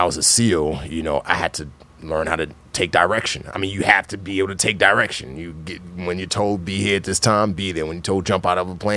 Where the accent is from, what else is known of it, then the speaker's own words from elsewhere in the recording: New York City, New York, United States; also born or lived in Nigeria; she permanently relocated us to New York City, and I grew up in the Bronx.